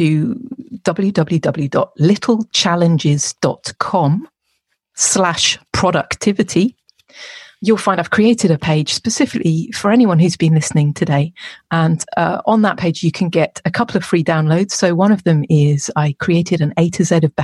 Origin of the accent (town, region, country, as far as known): England, United Kingdom